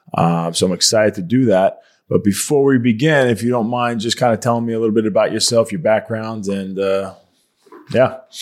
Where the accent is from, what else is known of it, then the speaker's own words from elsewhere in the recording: Long Island, New York, United States; moved away as an adult; now in Fort Mill, United States; so I'm from Long Island, New York